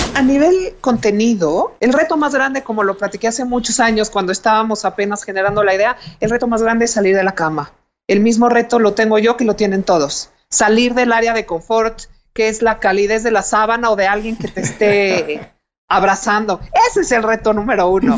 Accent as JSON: {"language": "Spanish", "country": "Mexico", "said": "como mexicanos"}